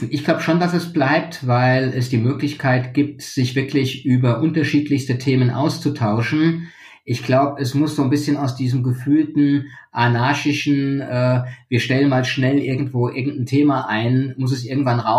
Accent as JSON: {"language": "German", "town": "Frankfurt", "region": "Hesse", "country": "Germany", "said": "Ich bin Frankfurter, das darf man auch haben."}